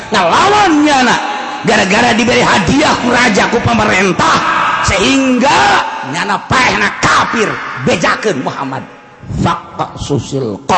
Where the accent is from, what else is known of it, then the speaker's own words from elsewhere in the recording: Karawang, West Java, Indonesia; jadi goyang gua orang Karawang goyang mantep